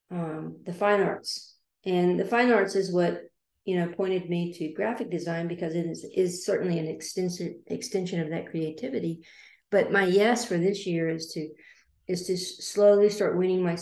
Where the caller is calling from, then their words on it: Liberty Hill, Texas, United States; coming from the Austin, Texas area. I'm just northwest of Austin, Texas, in Liberty